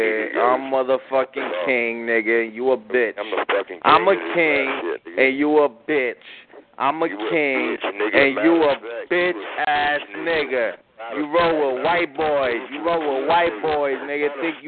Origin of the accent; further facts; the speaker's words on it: New York, United States; I'm motherfucking New York, nigga. That's me, nigga. Yeah, I'm from New York, nigga, and I'm still out here.